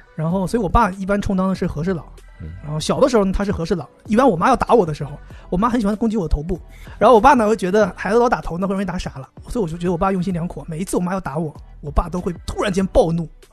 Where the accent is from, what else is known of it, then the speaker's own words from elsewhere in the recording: Northeast China, China; 我是东北人啊